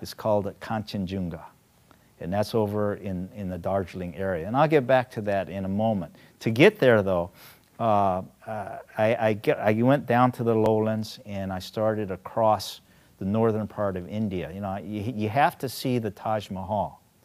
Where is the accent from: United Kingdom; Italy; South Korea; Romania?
South Korea; now in United States; I'm Korean American, you know, originally from Korea